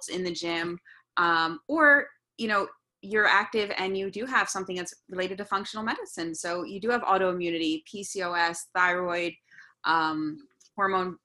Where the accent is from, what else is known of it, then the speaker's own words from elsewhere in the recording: New York, United States; Being a New Yorker